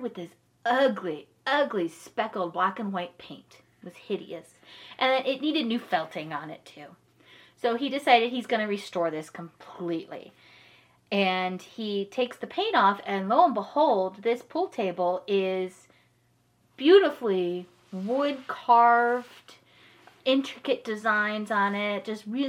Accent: Parma Heights, Ohio, United States; I grew up in Parma Heights, Ohio. If you're familiar with that, it's, like, suburb of Cleveland area

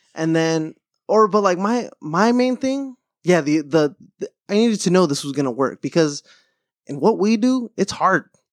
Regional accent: Southern California, United States; growing up in SoCal

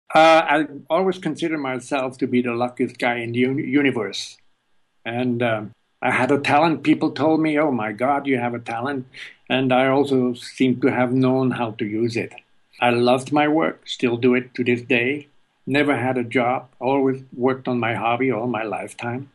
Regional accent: Switzerland; moved away as an adult; also born or lived in California; now in United States; I was born in Switzerland

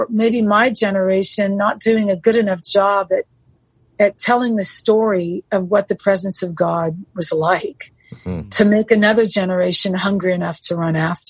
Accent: Southern California, United States; I was born and raised in Southern California

